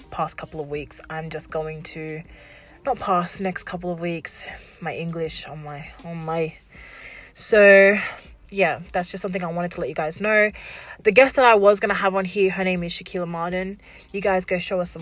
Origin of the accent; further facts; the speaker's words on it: Wollongong, New South Wales, Australia; also born or lived in Warrawong / Shellharbour / Albion Park; So when I grew up down here in Wollongong, you know, I lived in the, what we like to say, the ghetto of Wollongong, which is, you know, out Warrawong area